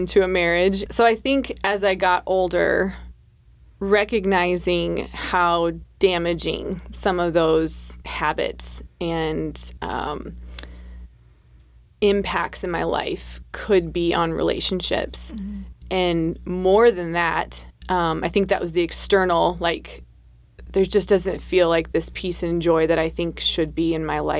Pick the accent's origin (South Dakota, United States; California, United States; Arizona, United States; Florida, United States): South Dakota, United States; I was born and raised in South Dakota